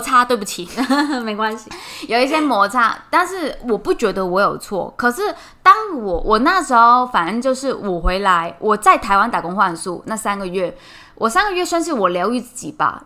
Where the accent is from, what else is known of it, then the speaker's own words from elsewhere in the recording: Hong Kong; now in Taiwan; 我是香港人